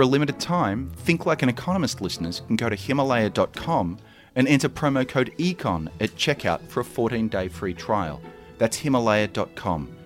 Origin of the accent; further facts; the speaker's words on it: Australia; now in United States; I'm an import from Australia.